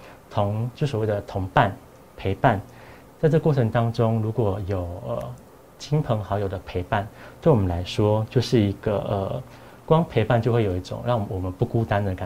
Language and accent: Chinese; Taiwan; 我讲这对对我们台湾人蛮重要，